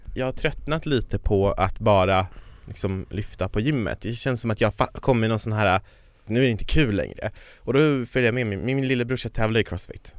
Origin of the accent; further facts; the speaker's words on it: Kiruna, Norrbotten County, Sweden; jag kommer från Kiruna